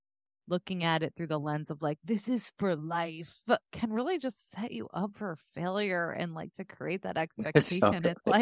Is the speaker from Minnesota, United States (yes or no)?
no; Texas, United States; As someone from Texas who like saw girls who went to college to get their MRS, you know what I mean?